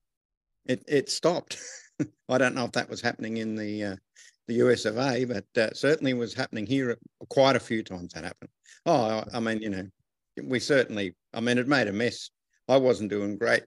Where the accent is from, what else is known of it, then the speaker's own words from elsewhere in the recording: Wagga Wagga, New South Wales, Australia; I'm from Wagga Wagga in Australia.